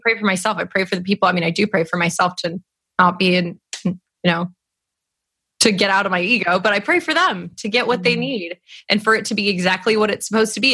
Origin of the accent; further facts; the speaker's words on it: California, United States; I grew up in California